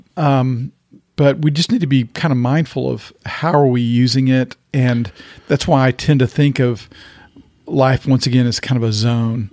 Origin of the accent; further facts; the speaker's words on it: the South, United States; growing up in the South